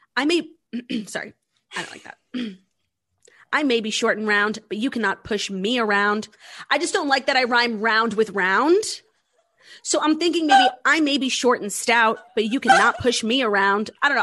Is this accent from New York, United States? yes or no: yes; New York City, New York, United States; it was in my hometown